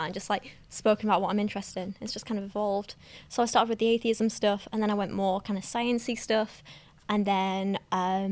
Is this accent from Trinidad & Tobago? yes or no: no; England, United Kingdom; we're both English with dark hair